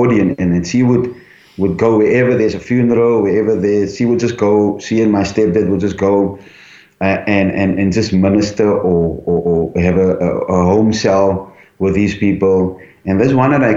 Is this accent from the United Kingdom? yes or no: no; Cape Town, Western Cape, South Africa; also born or lived in Elsies River; I was born in St. Monica's home in Cape Town, Scotch Kloof.